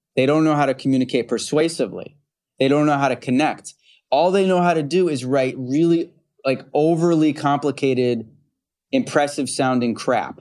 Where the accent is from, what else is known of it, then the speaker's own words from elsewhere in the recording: Utica, New York, United States; also born or lived in Rochester, New York; I grew up in, uh, central New York and western New York. So I grew up in Utica, New York. And then Rochester is where I went to high school.